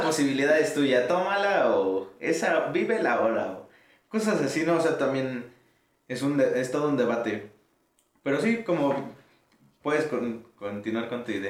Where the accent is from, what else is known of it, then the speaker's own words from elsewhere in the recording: Mexico; also born or lived in Pantitlán, Mexico City / Ecatepec, State of Mexico; yo crecí en Pantitlán y en Ecatepec a la vez